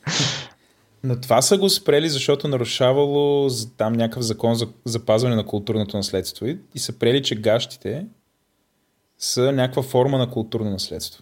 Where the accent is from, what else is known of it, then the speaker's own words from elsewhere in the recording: Bulgaria; ние сме от България